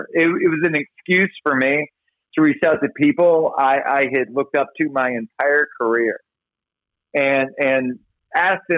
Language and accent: English; Baton Rouge, Louisiana, United States; moved away; also born or lived in Hollywood; I was born and raised in Baton Rouge, Louisiana.